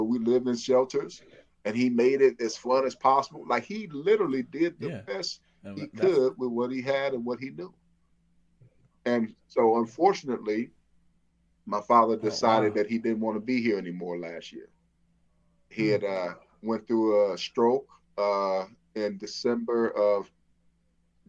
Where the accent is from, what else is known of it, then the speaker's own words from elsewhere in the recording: Flint, Michigan, United States; moved away; I'm from Flint, Michigan.